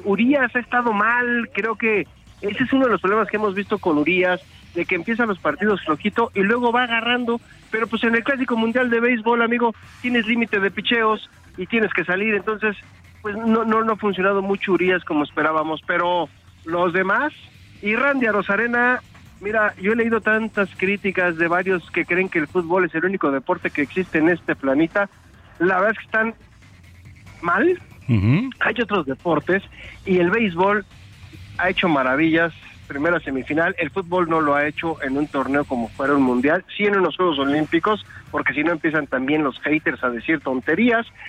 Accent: Mexico

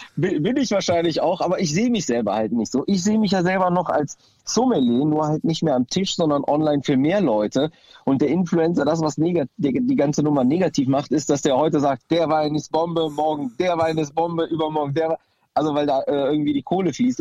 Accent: Düsseldorf, North Rhine-Westphalia, Germany; meine Wurzeln sind aus Griechenland, aber ich bin halt äh, in Düsseldorf geboren und fühle mich auch hier zu Hause

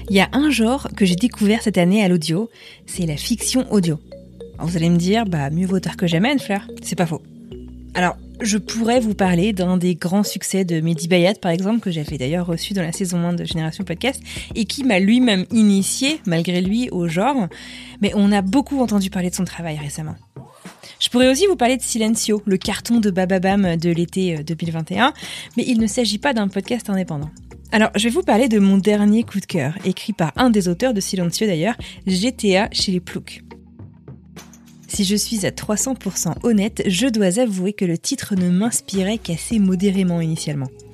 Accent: Brest, Brittany, France; moved away as an adult; now in United States; Je suis brestoise, exilée aux États-Unis depuis une dizaine d'années

